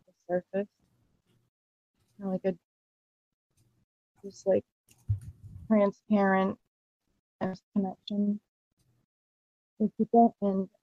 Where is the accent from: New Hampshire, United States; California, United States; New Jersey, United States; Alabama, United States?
New Hampshire, United States; moved away as an adult; now in Florida, United States; I'm from New Hampshire, and I'm living in Florida for the past 9 years